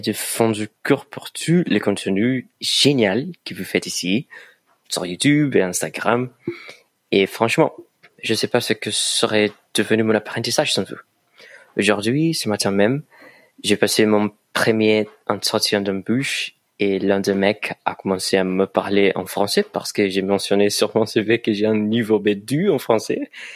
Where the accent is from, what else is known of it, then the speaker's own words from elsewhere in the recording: Brazil; French is a second language; je viens du Brésil